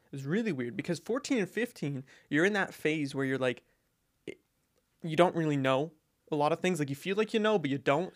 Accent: Alberta, Canada; moved away; when I was home in, uh, Alberta

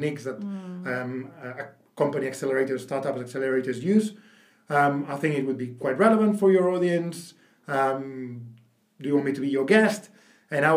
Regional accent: Barcelona, Catalonia, Spain; moved away; I'm from Barcelona originally, so speak decent Spanish

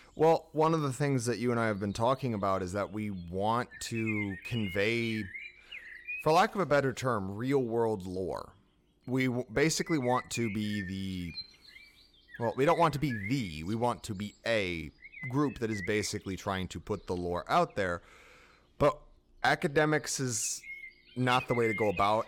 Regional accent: United States; I'm American

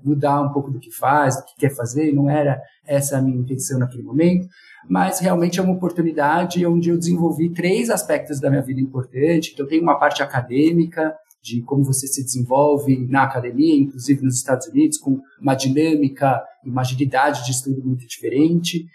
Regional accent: São Paulo, Brazil; eu sou aqui de São Paulo

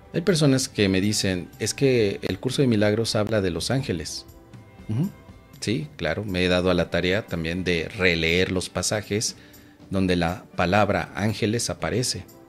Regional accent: Mexico; soy mexicano y en México

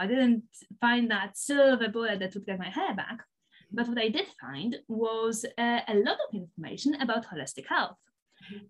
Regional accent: Poland; English is a second language; moved away as an adult; also born or lived in Aberdeen, Scotland; Poland, because that's where I'm from, as you can probably tell by the by the, by the funny accent.

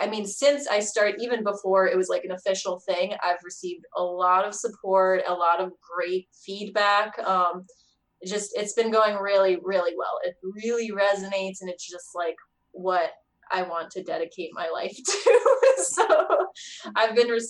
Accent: Las Vegas, Nevada, United States; also born or lived in California / New York; now in Connecticut, United States; I right now live in Connecticut. I just kind of ended up there for like job reasons. But I'm originally from Las Vegas

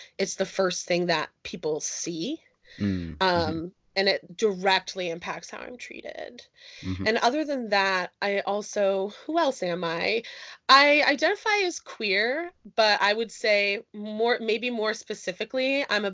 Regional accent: Northeast Pennsylvania, United States; moved away as an adult; I am originally from Northeast Pennsylvania. Since I left there for college, I have bounced around the United States a lot

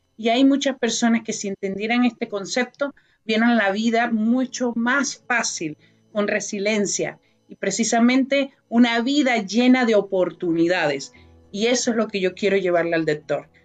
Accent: Venezuela; moved away as an adult; now in Canada; Llegué a un país hace 22 años que es Canadá, vengo de Venezuela

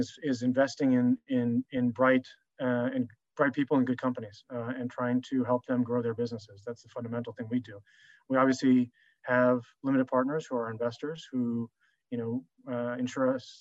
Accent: United States; also born or lived in Paris, France / Singapore; grew up most of my life in the United States

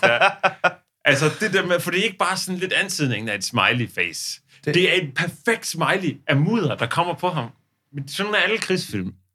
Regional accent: Odense, Southern Denmark, Denmark; hvor vi kommer fra, for eksempel. Der var jo ude i den forstad til Odense

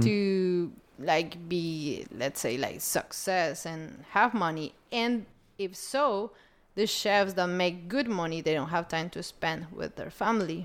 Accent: Colombia; I was born in Colombia

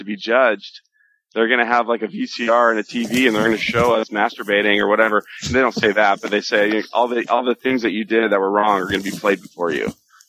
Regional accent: Southern California, United States; when I was growing up in Southern California.

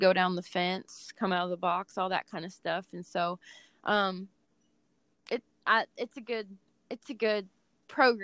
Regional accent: California, United States; moved away as an adult; now in Texas, United States; because I was raised in California, and now at this point in my life, I'm almost 38. I've spent about half my life in California, and the second half has been pretty much in Texas

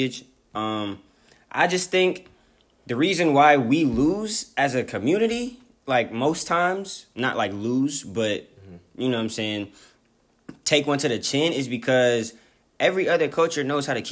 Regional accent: California, United States; I'm from Cali

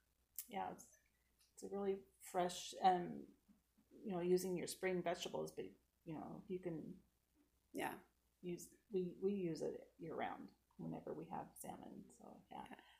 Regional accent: Port Angeles, Washington, United States; and I like to walk and ride bike and hike our beautiful home, which is on the North Olympic Peninsula. We're from Port Angeles.

